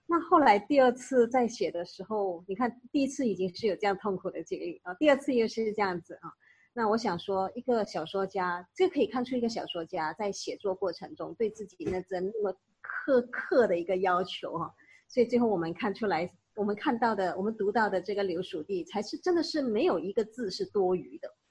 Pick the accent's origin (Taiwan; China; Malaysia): Malaysia; 我们马来西亚华人